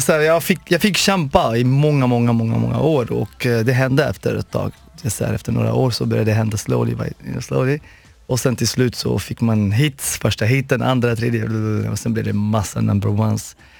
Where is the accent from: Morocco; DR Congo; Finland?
Morocco; moved away; also born or lived in Sweden / Los Angeles, United States; jag kommer från Marocko från början